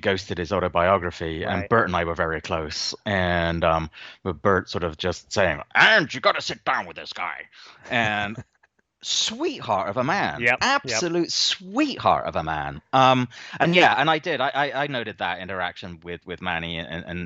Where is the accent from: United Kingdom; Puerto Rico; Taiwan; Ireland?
United Kingdom; England; I grew up in England, and that country in the late 1970s and early 1980s was at times a pretty horrendous place to be